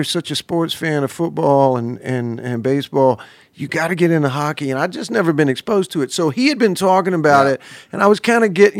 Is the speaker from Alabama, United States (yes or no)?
yes; Alabama, United States; Because look, I'm from Alabama, okay?